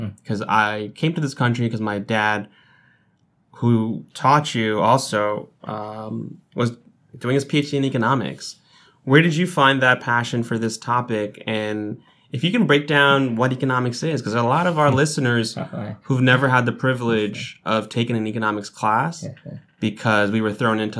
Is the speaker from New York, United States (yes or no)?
yes; New York City, New York, United States; I'm from South Ozone Park. I'm a few years older than you